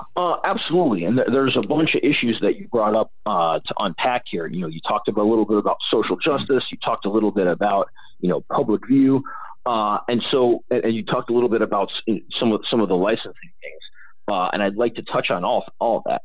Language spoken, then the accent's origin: English; Illinois, United States; moved away; I've maintained interest in Illinois because I grew up there. My family are is from Illinois. I'm from Illinois.